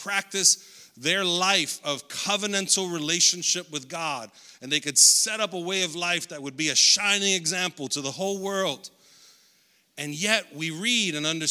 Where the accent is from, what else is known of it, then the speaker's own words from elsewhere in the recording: United States; I'm an American